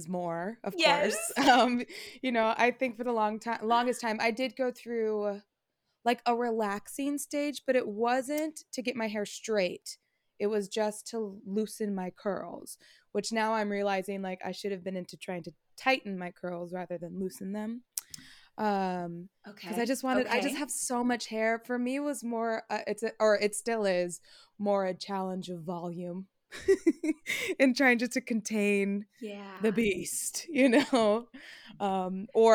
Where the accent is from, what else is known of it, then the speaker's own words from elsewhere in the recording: Fairfield, California, United States; And I'm specifically from Fairfield, so we're a very diverse city on our own